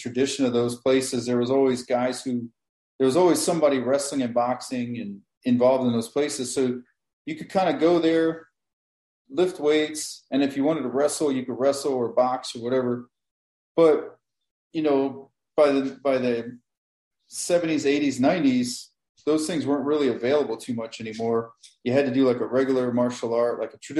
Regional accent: Maryland, United States; moved away as an adult; also born or lived in Miami / Chicagoland; now in Chicago, United States; I was born in Maryland, and I grew up there until I was in my 20s

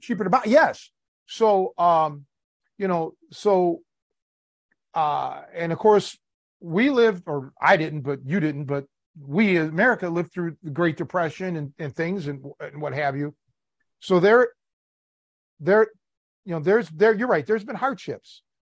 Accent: Cleveland, Ohio, United States; moved away; growing up in Cleveland

